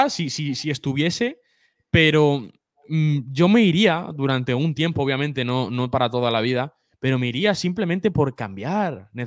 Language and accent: Spanish; Spain; Sí, no, yo nací aquí. Lo que pasa es que no, tengo la, no tengo la nacionalidad.